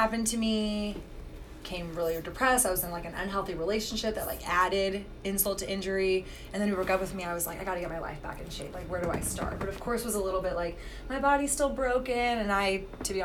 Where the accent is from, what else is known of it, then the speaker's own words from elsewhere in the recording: Texas, United States; I grew up in Texas